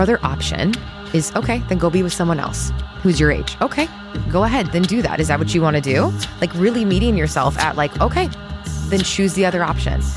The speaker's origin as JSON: {"language": "English", "town": "Chicago", "region": "Illinois", "country": "United States", "tie": "born or raised there", "moved": "yes", "lives_now": "Texas, United States", "said": "I grew up in Chicago in the Midwest"}